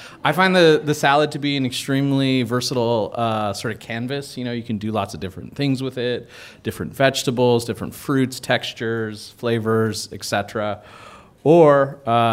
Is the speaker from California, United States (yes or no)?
yes; Whittier, California, United States; my hometown of Whittier, where I grew up